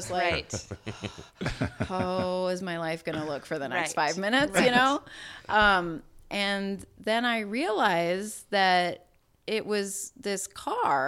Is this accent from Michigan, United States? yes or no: no; South Dakota, United States; I grew up in South Dakota.